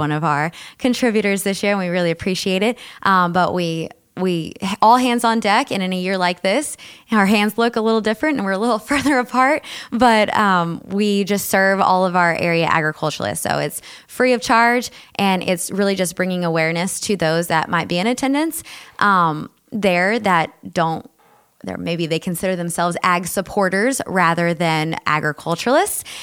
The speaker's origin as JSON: {"language": "English", "region": "South Texas", "country": "United States", "moved": "as an adult", "lives_now": "Sioux Falls, United States", "said": "I'm from South Texas"}